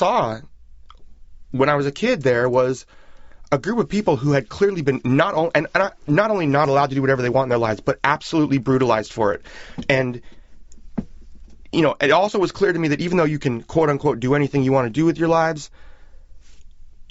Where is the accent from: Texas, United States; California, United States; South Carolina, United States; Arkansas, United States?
California, United States; San Francisco; growing up in San Francisco at that period